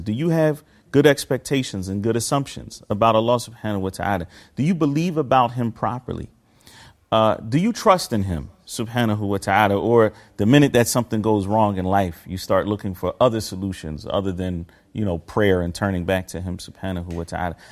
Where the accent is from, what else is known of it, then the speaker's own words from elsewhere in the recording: Philadelphia, Pennsylvania, United States; moved away as an adult; also born or lived in Medina, Saudi Arabia; I was born in Philadelphia, Pennsylvania, United States of America